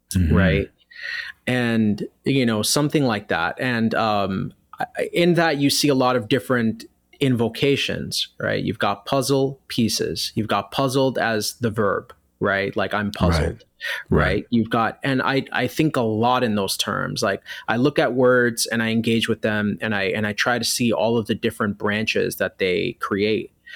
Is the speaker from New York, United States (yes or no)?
yes; New York City, New York, United States; I was born and raised in New York City in an area of the Bronx